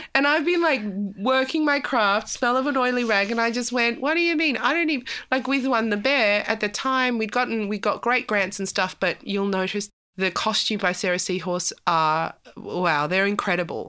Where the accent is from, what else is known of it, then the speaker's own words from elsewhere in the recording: South Africa; I'm South African